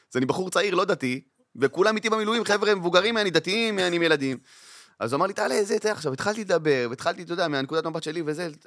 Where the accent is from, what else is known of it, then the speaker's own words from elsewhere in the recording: Kiryat Arba, West Bank, Palestine; גדלתי בקריית ארבע.